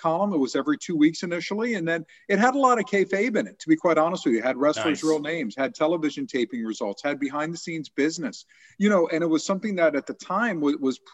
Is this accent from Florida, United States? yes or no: yes; Miami, Florida, United States; moved away as an adult; also born or lived in Middletown, Ohio / Kettering, Ohio; Growing up in Miami and moving to Middletown, Ohio